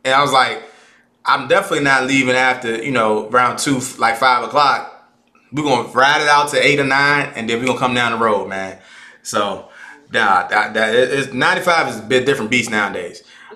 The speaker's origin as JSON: {"language": "English", "area": "Caroline County", "region": "Virginia", "country": "United States", "said": "I'm from Caroline County. I'm from the Caroline County, Sedon to be exact. I don't claim Fredericksburg"}